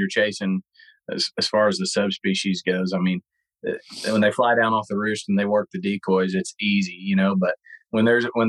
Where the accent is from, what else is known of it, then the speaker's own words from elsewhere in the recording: Missouri, United States; my home state of Missouri